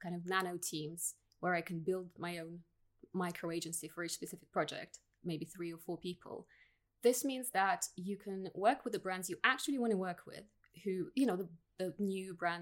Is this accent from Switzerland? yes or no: no; Russia; English is a second language; moved away as an adult; also born or lived in Soviet Union; now in United Kingdom; So I was born in Russia. I moved to the UK at 21, 16 years ago.